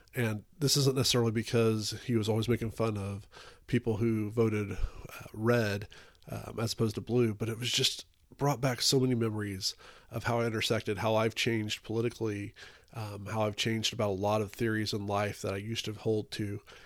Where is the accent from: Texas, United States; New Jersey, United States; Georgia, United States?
Texas, United States; I'm from Texas